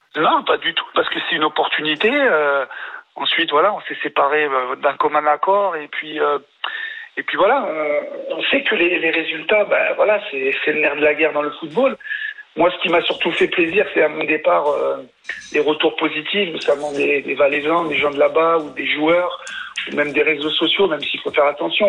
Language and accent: French; France; parce que je suis français